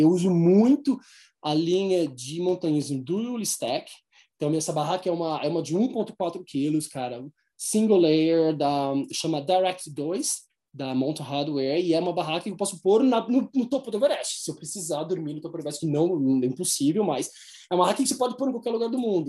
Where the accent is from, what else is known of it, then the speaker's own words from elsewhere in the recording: Brazil; nós somos brasileiros